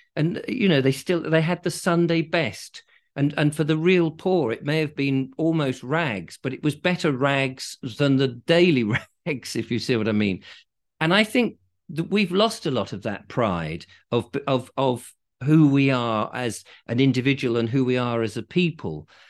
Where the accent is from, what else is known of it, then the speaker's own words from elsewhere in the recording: England, United Kingdom; I am English